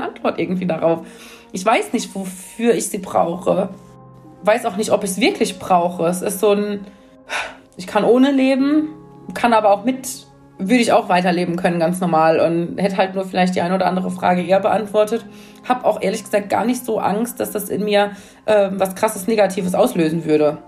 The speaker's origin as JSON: {"language": "German", "area": "near Mainz", "region": "Rhineland-Palatinate", "country": "Germany", "said": "ich komme ja aus Mainz ähm, und ähm, so aus der Nähe von Mainz."}